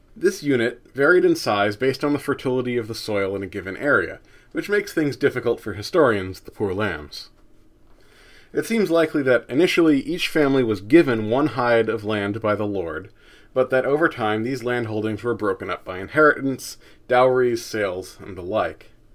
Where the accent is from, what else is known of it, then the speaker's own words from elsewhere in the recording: United States; as an American